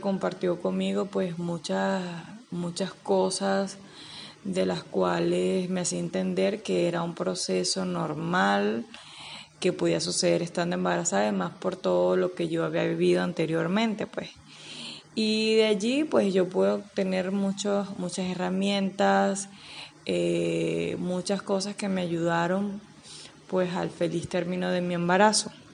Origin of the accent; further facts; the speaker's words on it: Anaco, Anzoátegui, Venezuela; Soy de Anaco, estado Anzuategui, de nacionalidad venezolana